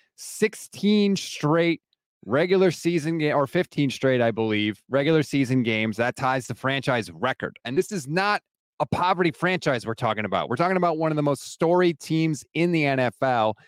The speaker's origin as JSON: {"language": "English", "region": "Connecticut", "country": "United States", "tie": "born or raised there", "said": "I actually live in Connecticut, born and raised in Connecticut"}